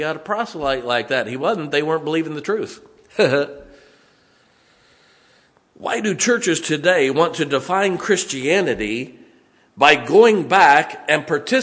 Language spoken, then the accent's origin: English; United States; I'm an American, thank God. You don't need any adjective before it. I am an American